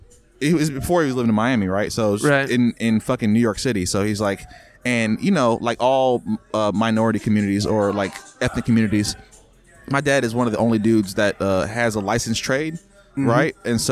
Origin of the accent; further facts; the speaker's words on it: Jamaica; now in United States; I'm Jamaican.